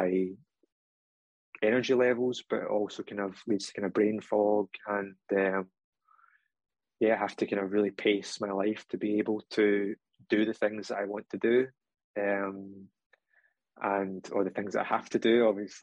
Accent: Scotland, United Kingdom; accent: Scottish; in case you can't tell from the accent, I am from Scotland

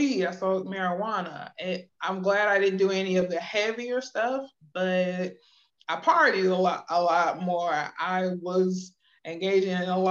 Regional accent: Akron, Ohio, United States; my mom and I for years were living in Akron, because that's my hometown, from Akron, Ohio

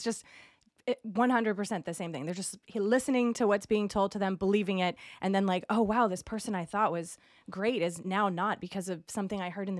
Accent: Massachusetts, United States; now in California, United States; I'm originally from Massachusetts. My whole family's there. And I live in California now, but we live in like a super little red part of California

